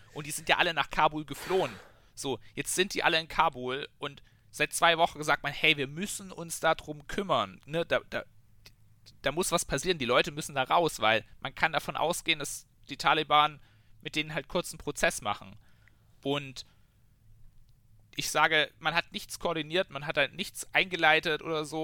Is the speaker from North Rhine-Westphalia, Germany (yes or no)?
no; Bavaria, Germany; wir haben jetzt bei uns in, in Bayern zum Beispiel auch Elterngeld